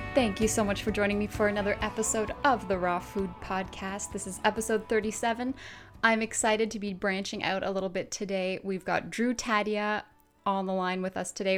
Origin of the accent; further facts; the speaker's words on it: Canada